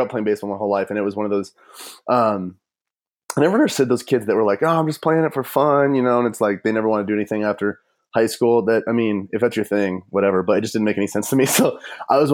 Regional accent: Fort Collins, Colorado, United States; also born or lived in Fargo, North Dakota; I'm from Fort Collins

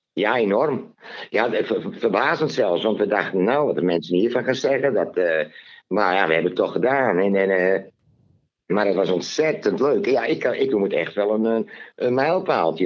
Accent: Leeuwarden, Friesland, Netherlands; ik ben geboren in Leeuwarden uit een Terschellingersvader

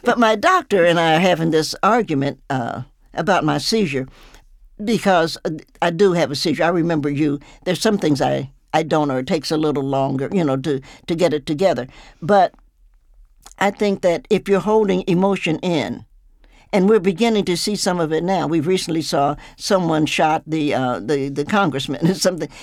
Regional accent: the South, United States; I'm old, so I grew up in the South with guns and things of that nature

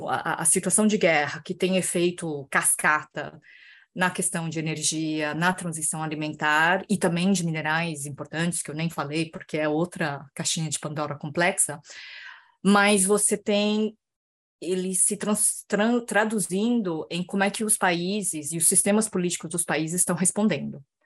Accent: Brazil; moved away as an adult; eu vivia como brasileira no Brasil

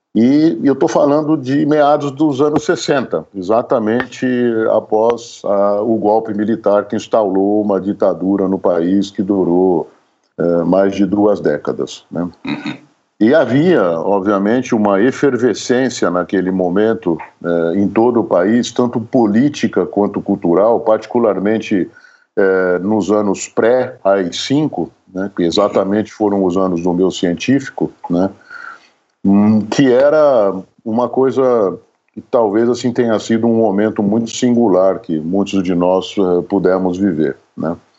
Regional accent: Catanduva, São Paulo, Brazil; Eu nasci em Catanduva, no interior do estado de São Paulo, uma cidade que fica a quase 400 quilômetros da capital.

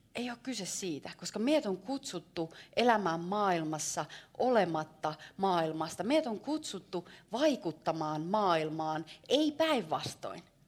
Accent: Savo, Finland; mä oon savolainen.

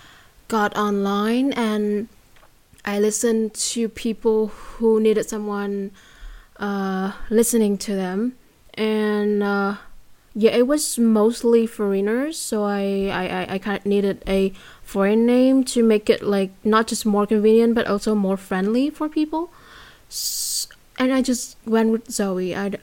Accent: Vietnam; accent: Vietnamese; first language Vietnamese; English is a second language; I have a different accent when I speak English, and I have another one when I speak Vietnamese

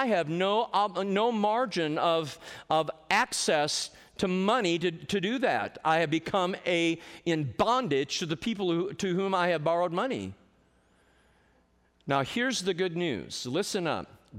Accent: Michigan, United States; when I was a loan officer in a very large bank up in Michigan, my home state

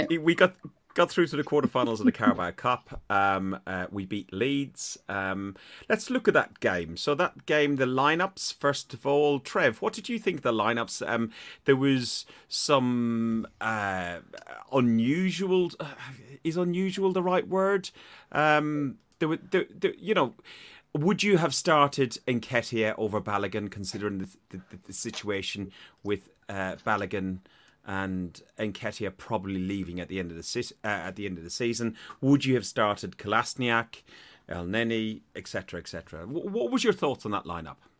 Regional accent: Ireland; accent: Irish; my Irish accent gets even stronger when I'm tired

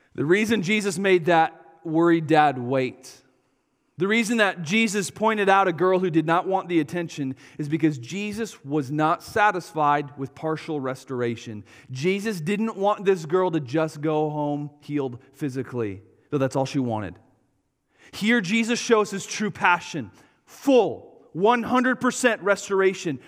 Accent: Wisconsin, United States; we're from Wisconsin.

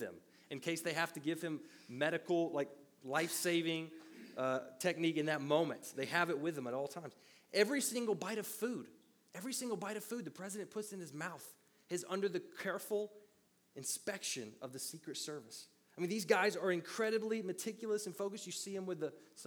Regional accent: Middle Tennessee, United States; I grew up in a town of about 18,000 people in Middle Tennessee

